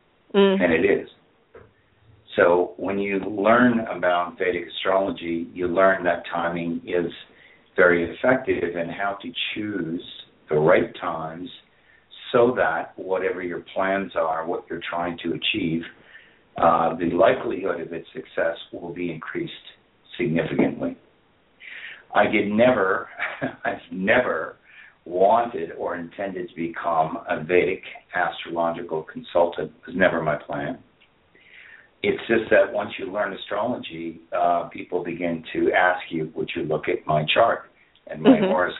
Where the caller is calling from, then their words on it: Ireland; I'm calling from Ireland.